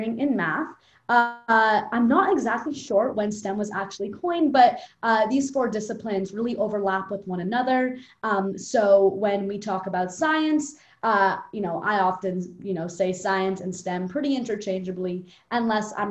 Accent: New York City, New York, United States; I grew up in Park Slope, Brooklyn. I still live in Park Slope, Brooklyn

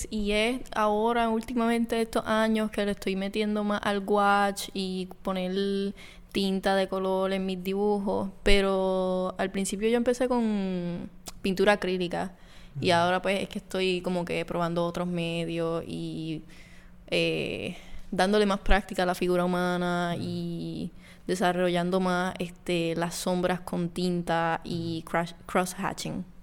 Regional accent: Isabela, Puerto Rico; De Isabela.

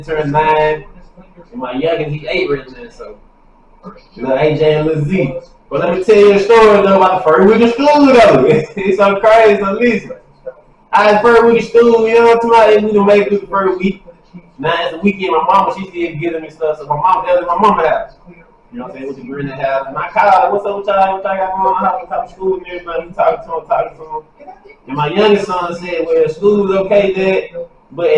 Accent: Mississippi, United States; I'm from Mississippi

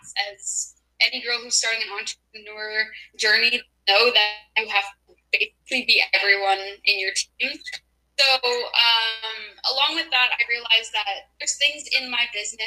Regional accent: Toronto, Ontario, Canada; I'm 20 years old now and I'm from Toronto

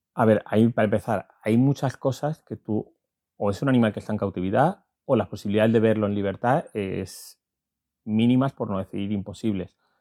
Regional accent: Valencian Community, Spain; now in La Vera, Spain; yo soy valenciano de nacimiento y verato de adopción

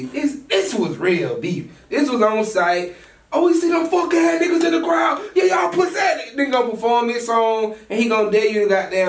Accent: Atlanta, Georgia, United States; growing up in Atlanta, you know, especially on the west side.

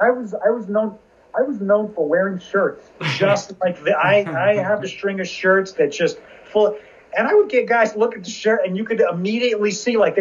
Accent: New Jersey, United States; also born or lived in Virginia; I'm from Jersey.

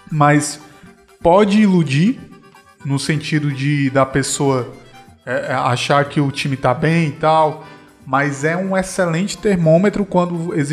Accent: Ceará, Brazil; eu, enquanto cearense

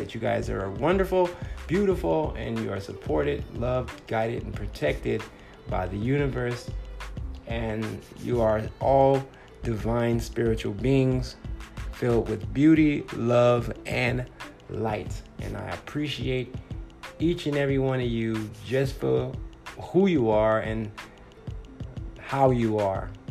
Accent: Compton, California, United States; also born or lived in Los Angeles, California; now in Phoenix, United States; I'm a 9-year comedian in the Phoenix, Arizona area, and I'm originally from Compton, California

